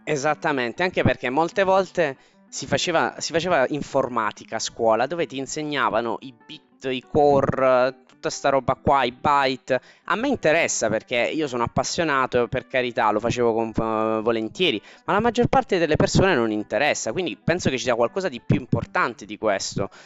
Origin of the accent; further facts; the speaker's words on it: Taranto, Apulia, Italy; Tarantino perché sono di Taranto